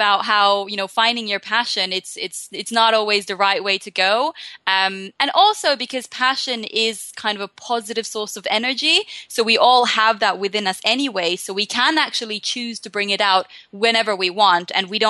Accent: Finland; now in London, United Kingdom; So I'm a happiness life coach, basically, and I'm based in London, though I am originally from Finland. So I'm one of these globetrotters that's kind of grown up a little bit everywhere.

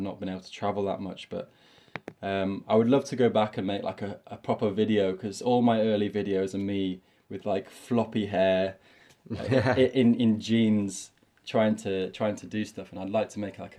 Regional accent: York, Yorkshire and the Humber, United Kingdom; I'm from York. This is my little city that I'm from in the north of England

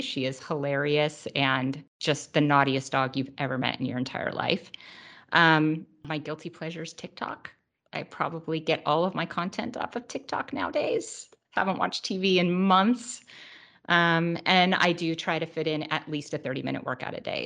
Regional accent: Truckee, California, United States; also born or lived in Los Angeles, California / Idaho; now in Orange County, United States; I was born in Los Angeles, uh, but I only lived here for a few years, and my family moved to Idaho. Um, but then when we were, I was about nine, we moved up to Northern California to a tiny little town called Truckee.

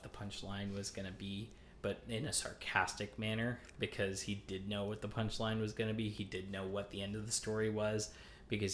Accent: Lebanon, Pennsylvania, United States; I grew up in Lebanon, Pennsylvania

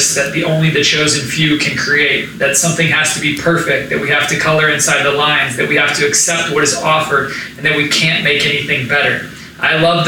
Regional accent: Tulsa, Oklahoma, United States; growing up in Tulsa, Oklahoma

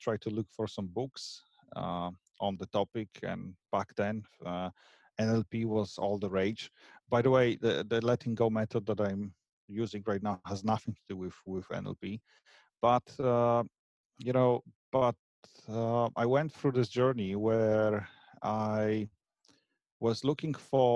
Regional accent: Poland; moved away as an adult; also born or lived in Scotland; now in Ireland; I am of Polish origin, but I moved out from Poland about 15, 16, something like this, years ago. And my first country I moved to was Scotland

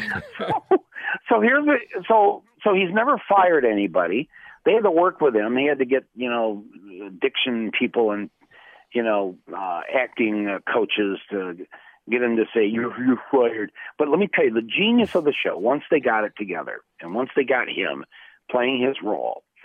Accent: Flint, Michigan, United States; had I grown up just 60 miles to the south of Flint

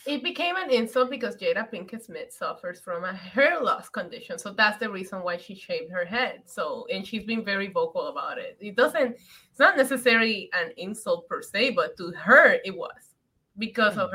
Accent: Puerto Rico; When I growing up in Puerto Rico, we would go to the Bacardi factory

